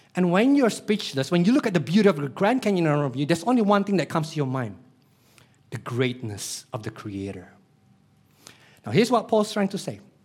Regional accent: Denpasar, Bali, Indonesia; I was born in Denpasar, Bali, Indonesia

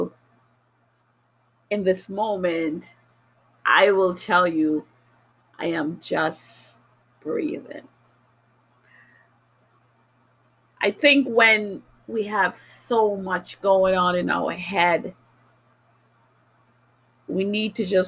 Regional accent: New York City, New York, United States; also born or lived in Jamaica; now in Massachusetts, United States; I was born in Jamaica. I grew up in New York City. I now live in Massachusetts

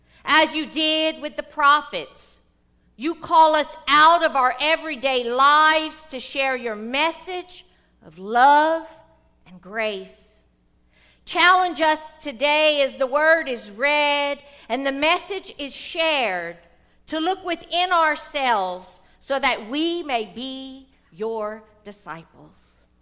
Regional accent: the South, United States; because I'm from the South

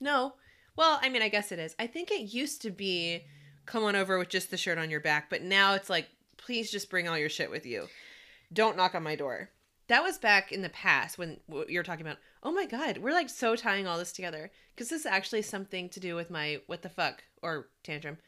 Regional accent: the South, United States; I am born and raised in the South

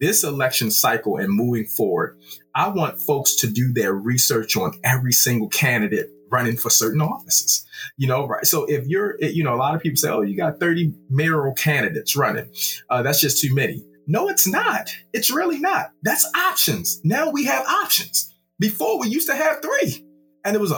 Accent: Baltimore, Maryland, United States; I am from Baltimore City.

